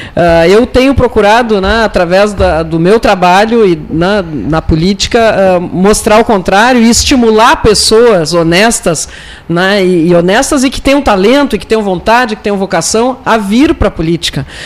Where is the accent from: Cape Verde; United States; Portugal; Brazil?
Brazil; Pelotas, Rio Grande do Sul; Como pelotense, né, eu sou prefeita de passagem